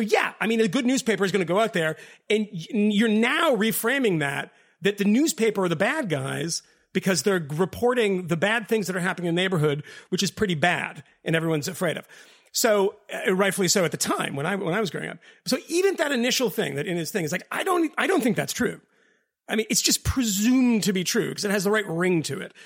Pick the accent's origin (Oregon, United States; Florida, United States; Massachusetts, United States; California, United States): Massachusetts, United States; Boston; moved away; also born or lived in England; I'm from Boston